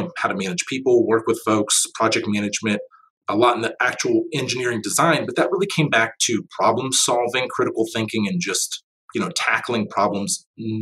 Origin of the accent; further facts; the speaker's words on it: Pittsburgh, Pennsylvania, United States; I'm from the Pittsburgh area, and growing up through school